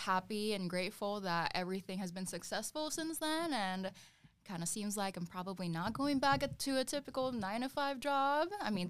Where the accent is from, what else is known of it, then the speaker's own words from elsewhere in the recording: Philippines; now in Phoenix, United States; I'm 23 years old. I'm from Phoenix, Arizona. Well, originally from the Philippines.